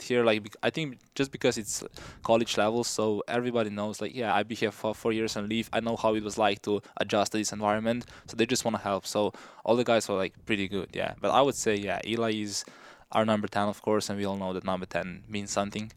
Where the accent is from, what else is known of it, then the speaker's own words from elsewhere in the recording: Slovenia; moved away as an adult; now in United States; I grew up in a small village in Slovenia